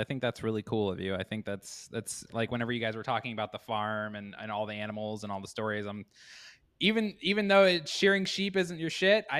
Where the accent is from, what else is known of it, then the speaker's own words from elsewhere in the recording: Danville, Illinois, United States; moved away as an adult; also born or lived in Wyoming; now in Dubuque, United States; I am currently in Dubuque, Iowa. I'm originally from Danville, Illinois, which is about 3 hours south of Chicago. I moved here about 5 years ago and set up a life.